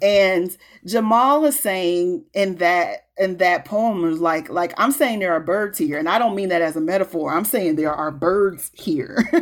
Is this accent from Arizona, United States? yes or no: no; Peoria, Illinois, United States; moved away as an adult; also born or lived in Chicago, United States; now in Minneapolis, United States; I live in North Minneapolis now. Um, I'm from Peoria.